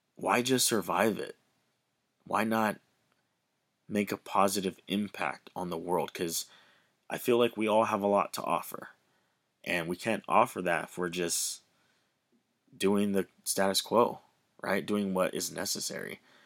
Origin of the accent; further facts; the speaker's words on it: Hawaii, United States; I grew up in Hawaii, the beautiful islands of Hawaii.